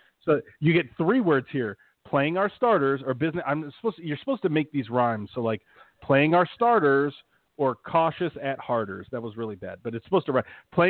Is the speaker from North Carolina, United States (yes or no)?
no; Louisiana, United States; See, here's how you know I'm from Louisiana. I like gumbo.